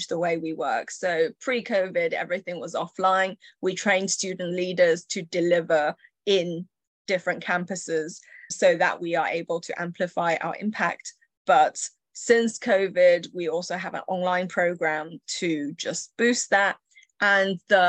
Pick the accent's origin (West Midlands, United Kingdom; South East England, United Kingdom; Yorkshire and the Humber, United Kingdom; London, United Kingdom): Yorkshire and the Humber, United Kingdom; English is a second language; also born or lived in Chengdu, China; I was born in China, and up to the age of 8, I lived in a busy, dynamic city called Chengdu, which is home to spicy food and pandas. And in the summer, I was 8. I was, I guess, plunged into the Yorkshire countryside in Britain